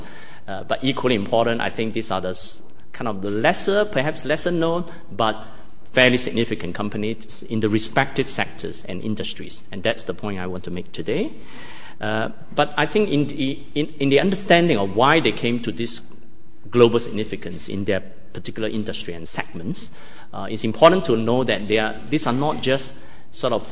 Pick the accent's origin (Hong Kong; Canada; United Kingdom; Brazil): Hong Kong; moved away as an adult; now in Singapore; I grew up in Hong Kong